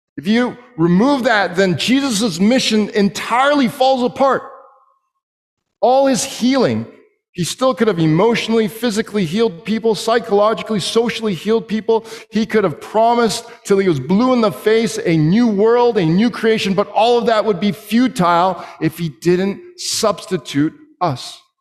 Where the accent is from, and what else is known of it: Canada